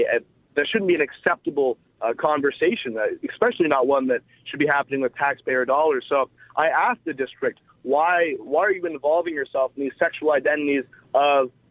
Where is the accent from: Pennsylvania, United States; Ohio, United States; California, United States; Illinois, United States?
California, United States; Silicon Valley; moved away as an adult; now in Los Angeles, United States; I grew up in the Silicon Valley, which is obviously a very liberal part of a very liberal state